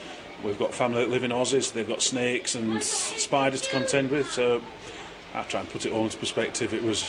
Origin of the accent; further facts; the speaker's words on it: England, United Kingdom; now in Awatere Valley, New Zealand; I come from England